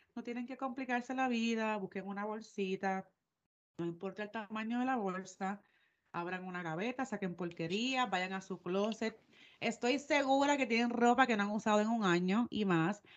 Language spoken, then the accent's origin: Spanish; Puerto Rico; moved away; soy de Puerto Rico